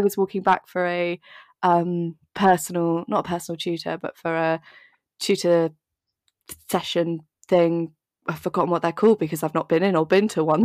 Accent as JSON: {"language": "English", "area": "Dorset", "region": "South West England", "country": "United Kingdom", "tie": "born or raised there", "moved": "yes", "lives_now": "London, United Kingdom", "said": "I grew up in Dorset"}